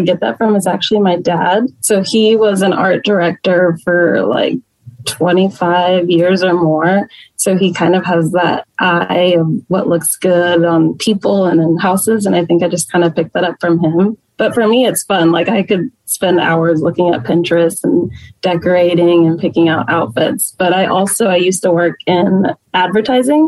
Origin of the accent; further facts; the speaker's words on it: Plano, Texas, United States; I grew up in Plano